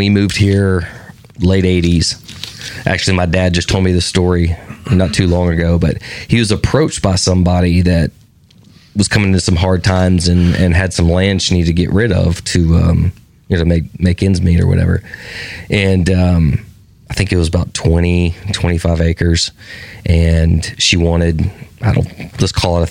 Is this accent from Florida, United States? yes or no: no; Brentwood, Tennessee, United States; also born or lived in North Alabama; So say, I grew up in Brentwood before it was Brentwood.